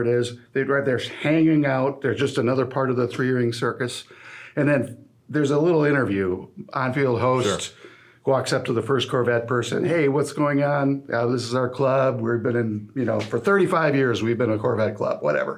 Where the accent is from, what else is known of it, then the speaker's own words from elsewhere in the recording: La Crosse, Wisconsin, United States; they're both in my hometown here